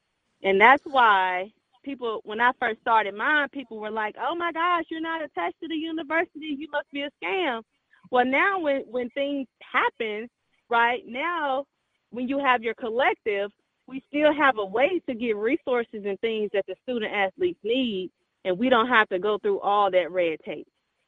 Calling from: Houston, Texas, United States; I'm calling from Houston.

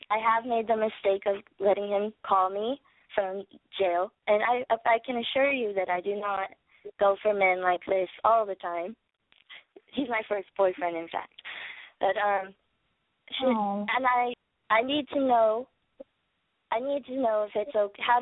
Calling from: Bakersfield, California, United States; I'm calling from Bakersfield, California, and I'm 23.

